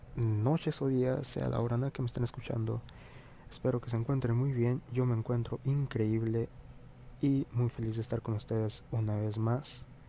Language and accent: Spanish; Mexico; está ya arraigado a nuestra actitud como mexicanos